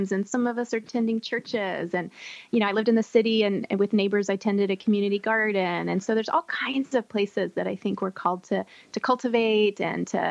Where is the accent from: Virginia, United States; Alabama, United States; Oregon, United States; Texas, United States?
Texas, United States; I grew up in Texas where we didn't really have seasons.